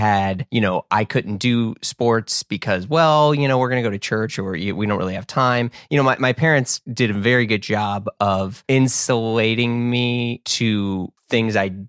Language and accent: English; Midwest, United States; I'm from the Midwest